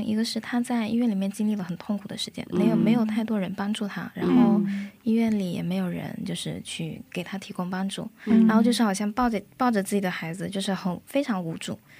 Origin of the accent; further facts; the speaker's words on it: China; moved away as an adult; now in South Korea; 然后我来自中国，现在在韩国读研究生